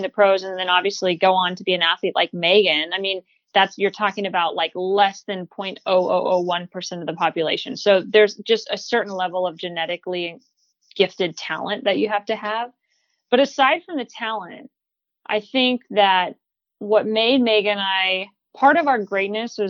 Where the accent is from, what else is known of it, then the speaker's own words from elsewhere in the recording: Northern California, United States; moved away as an adult; now in Portland, United States; I'm from California originally, grew up in Northern, lived in Southern for a little bit